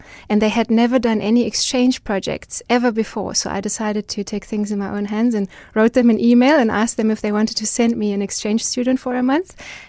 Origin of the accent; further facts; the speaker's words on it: Germany; English is a second language; moved away as an adult; also born or lived in Düsseldorf, Germany; now in South Africa; I grew up in Germany, was born in Germany